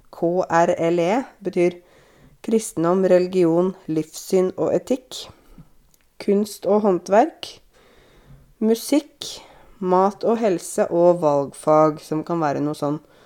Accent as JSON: {"language": "Norwegian", "region": "Innlandet", "country": "Norway", "said": "jeg kommer fra Innlandet"}